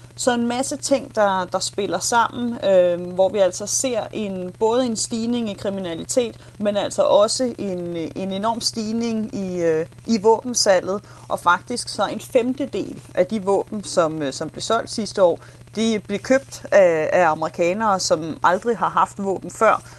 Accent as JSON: {"language": "Danish", "country": "Denmark", "moved": "yes", "lives_now": "Nashville, United States", "said": "som dansker i, øh, i U S"}